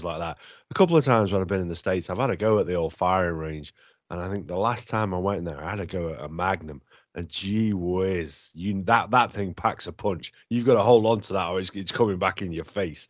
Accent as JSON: {"language": "English", "country": "United Kingdom", "said": "Being British"}